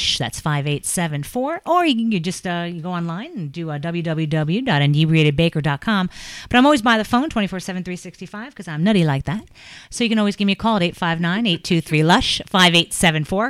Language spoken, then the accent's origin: English; New York, United States; now in Kentucky, United States; I'm from New York originally